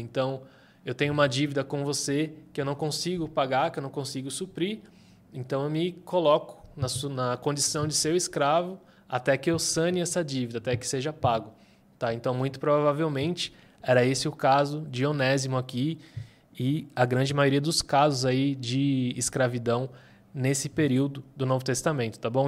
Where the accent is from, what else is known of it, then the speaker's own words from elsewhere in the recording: Brazil; nós, enquanto brasileiros aqui do século XXI